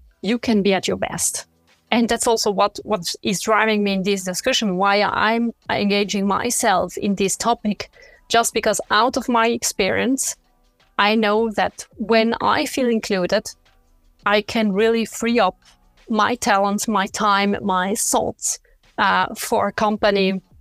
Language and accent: English; French part of Switzerland, Romandy, Switzerland; first language French; English is a second language; moved away as an adult; I grew up in the French part of Switzerland, but I started my career in the German part